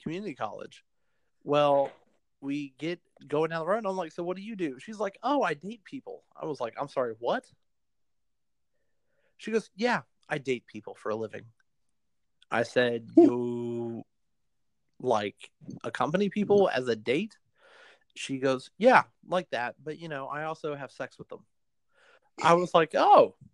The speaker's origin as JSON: {"language": "English", "area": "Fayetteville", "region": "North Carolina", "country": "United States", "tie": "born or raised there", "said": "in my hometown, there is, on Bragg Boulevard"}